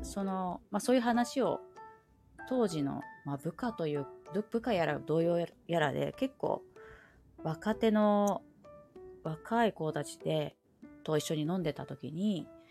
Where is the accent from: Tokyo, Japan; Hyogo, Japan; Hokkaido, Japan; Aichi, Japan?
Aichi, Japan; 愛知県に生まれ育ってで、うんうん、まあ、ゴリゴリの名古屋文化といいますか